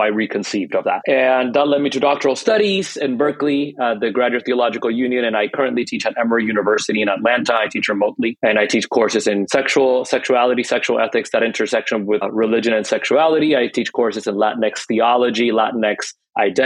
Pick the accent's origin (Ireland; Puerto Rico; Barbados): Puerto Rico; moved away as an adult; also born or lived in Dayton, Ohio / Hawaii / San Francisco; now in Northern California, United States; I grew up in Puerto Rico